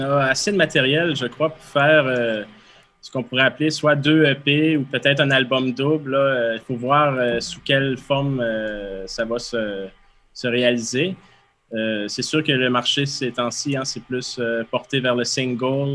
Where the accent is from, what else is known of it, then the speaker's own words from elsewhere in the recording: Quebec, Canada; en bon québécois